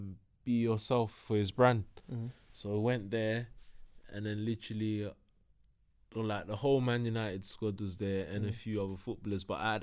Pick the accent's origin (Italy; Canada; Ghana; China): Ghana; Ghanaian, brother.